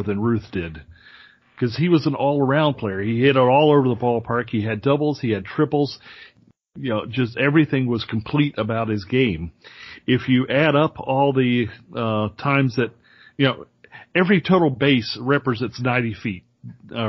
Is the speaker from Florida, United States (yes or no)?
yes; Orlando, Florida, United States; in my hometown of Orlando